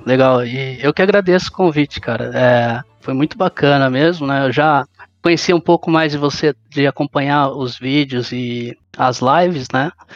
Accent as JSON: {"language": "Portuguese", "town": "Sorocaba", "region": "São Paulo", "country": "Brazil", "said": "eu sou de Sorocaba"}